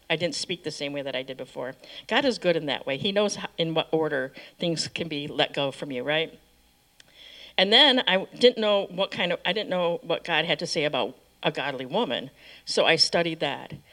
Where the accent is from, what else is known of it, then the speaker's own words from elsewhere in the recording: Michigan, United States; I grew up in Michigan